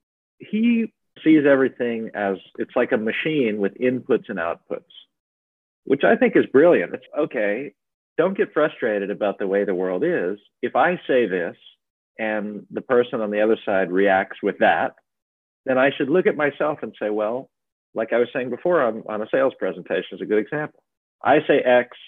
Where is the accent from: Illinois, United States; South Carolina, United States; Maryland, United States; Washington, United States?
Maryland, United States; moved away; growing up in Maryland